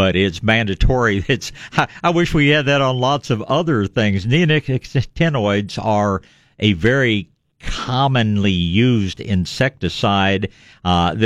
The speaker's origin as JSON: {"language": "English", "region": "Tennessee", "country": "United States", "tie": "born or raised there", "moved": "yes", "lives_now": "San Antonio, United States"}